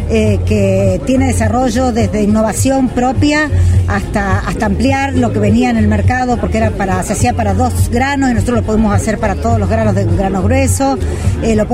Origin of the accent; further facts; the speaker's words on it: Argentina; Yo soy de yo soy de pueblo, soy de Montemay